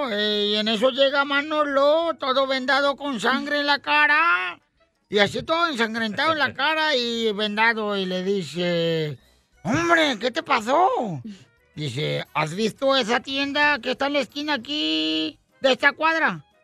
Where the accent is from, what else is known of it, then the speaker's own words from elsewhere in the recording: Michoacán, Mexico; soy de Michoacán, soy de Chaguayo, ¿vale?